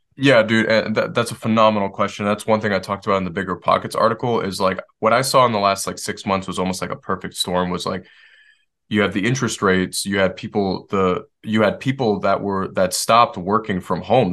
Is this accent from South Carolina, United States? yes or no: no; Detroit, Michigan, United States; moved away; I grew up in Detroit